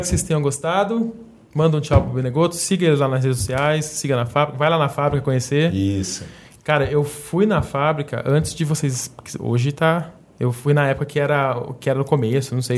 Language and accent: Portuguese; interior of São Paulo, Brazil; a gente é interior de São Paulo